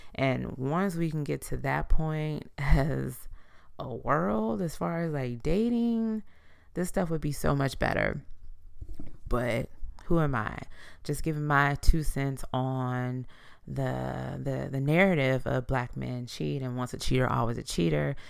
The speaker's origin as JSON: {"language": "English", "country": "United States", "said": "as the American people"}